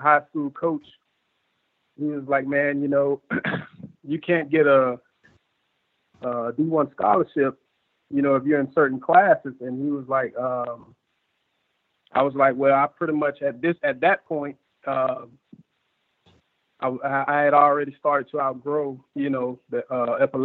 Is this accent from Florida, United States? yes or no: yes; Sumter County, Florida, United States; also born or lived in Bartow, Florida; I was born in Bartow, Florida. You know, my dad's side of the family is from Lakeland. So I used to live down there for quite up until like third or fourth grade is when I moved to Sumter County